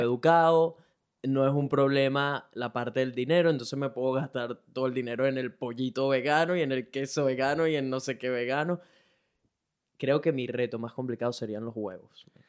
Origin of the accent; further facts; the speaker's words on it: Venezuela; now in Brisbane, Australia; Soy un latino, específicamente venezolano, que vive en Brisbane, Australia.